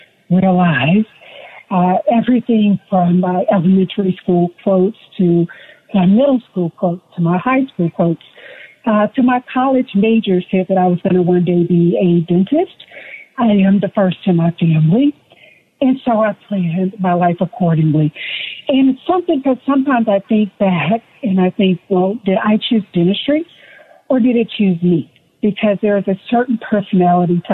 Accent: Huntsville, Alabama, United States; I grew up in Huntsville, Alabama. So I'm just a little girl from Alabama.

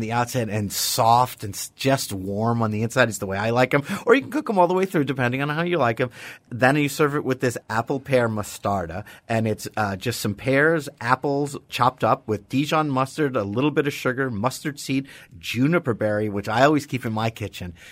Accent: New York City, New York, United States; Growing up in New York City, we had a juniper bush in front of our house

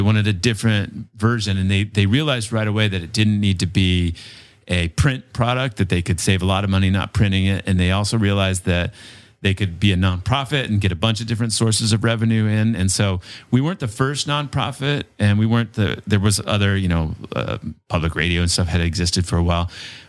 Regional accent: Colorado, United States; also born or lived in Utah; You know, I grew up mostly in Colorado, and then I moved to Utah when I was about 12 and grew up there then.

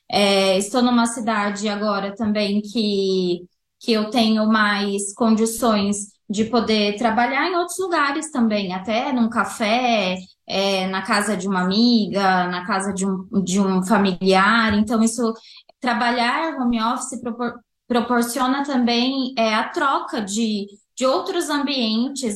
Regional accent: Campo Grande, Mato Grosso do Sul, Brazil; moved away as an adult; also born or lived in São Paulo; eu sou de Campo Grande, Mato Grosso do Sul, toda a minha família é daqui, e eu decidi voltar para cá

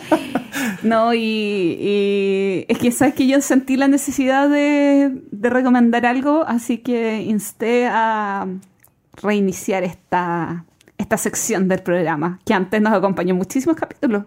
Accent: Chile; nosotros como chilenos

